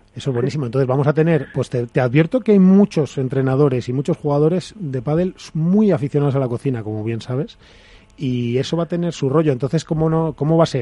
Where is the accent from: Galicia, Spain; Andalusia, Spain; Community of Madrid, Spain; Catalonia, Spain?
Community of Madrid, Spain; Madrid; los que somos de Madrid